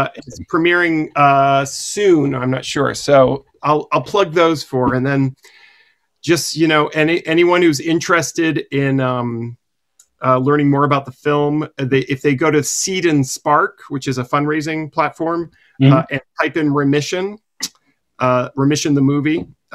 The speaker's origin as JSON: {"language": "English", "region": "New England", "country": "United States", "tie": "born or raised there", "said": "I grew up in New England"}